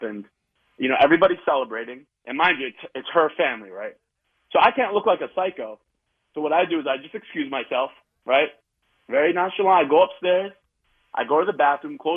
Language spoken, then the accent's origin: English; Middletown, New York, United States; I'm from Middletown, New York